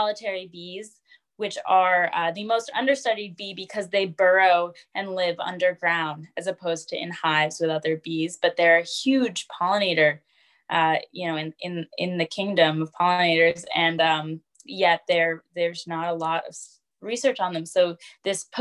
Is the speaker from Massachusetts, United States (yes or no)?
yes; the Berkshires, Western Massachusetts, United States; I grew up in Western Massachusetts in an area called the Berkshires